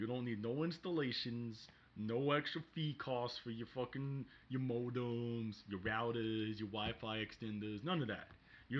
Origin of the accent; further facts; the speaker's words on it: Bronx, New York, United States; I came from the Bronx.